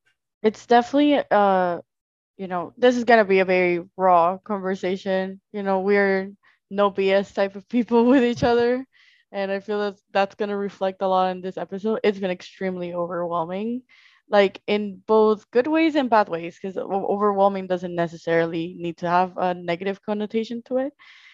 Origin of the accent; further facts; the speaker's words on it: Colombia; English is a second language; moved away; I came from Colombia, then I moved to Orlando